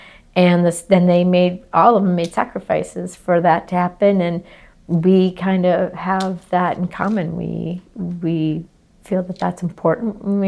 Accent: small towns in Michigan, United States; now in Atlanta, United States; we both came from small towns in Michigan

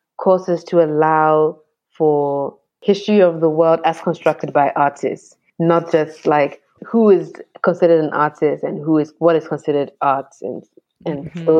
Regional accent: Ghana; especially sort of like being Ghanaian. And like if I was just understanding Ghana's art in terms of painting and sculpture, I would be missing so much.

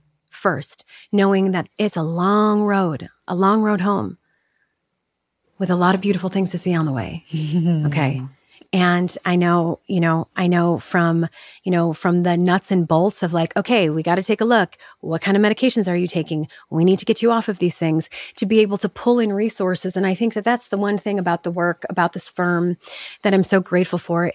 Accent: Chicago, Illinois, United States; I grew up in Chicago. I grew up in the Midwest.

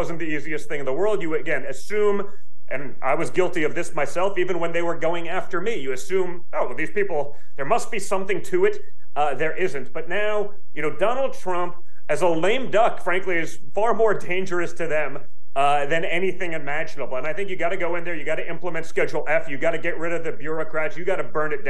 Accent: United States; as an American

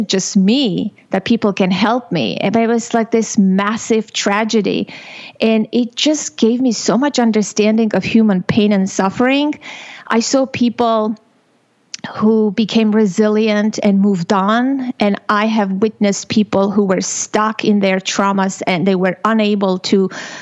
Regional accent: Armenia; moved away; I was born and raised in Armenia

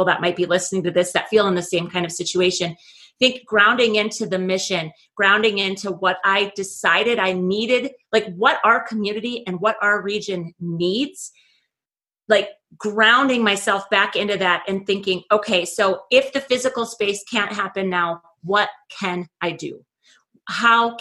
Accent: Oakes, North Dakota, United States; moved away as an adult; I returned back to my hometown. I'm in Oaks, North Dakota.

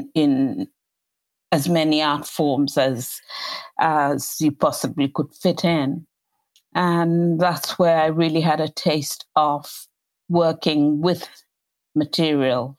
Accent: Kenya; moved away as an adult; now in England, United Kingdom; I grew up in colonial Kenya, colonial Africa

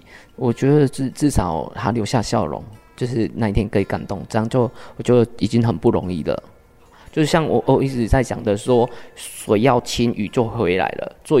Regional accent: Changhua County, Taiwan; 那彰化应该来讲，就是说我常常听到说彰化一直都不进步，可是从看国外角度再看自己的家乡，还是非常的美。

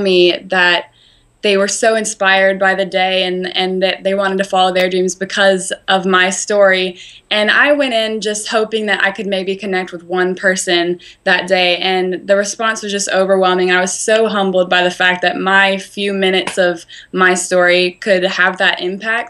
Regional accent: Spartanburg, South Carolina, United States; I have a show in Spartanburg at my hometown

